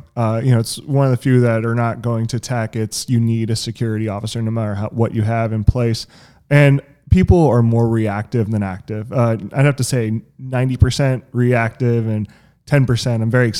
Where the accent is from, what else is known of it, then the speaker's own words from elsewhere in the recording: Roseville, California, United States; I mean, I'm originally from Sacramento, California, a small town, Roseville.